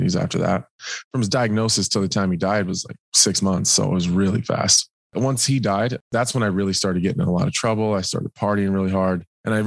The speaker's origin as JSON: {"language": "English", "region": "Nebraska", "country": "United States", "said": "I'm from Nebraska"}